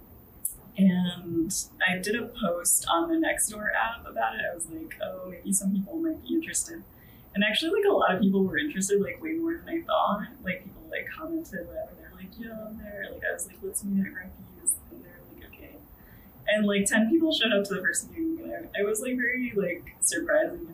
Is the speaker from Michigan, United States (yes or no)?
no; Northern Virginia, United States; moved away as an adult; also born or lived in Washington, D.C. area; now in New York City, United States; I grew up in Virginia, like, Northern Virginia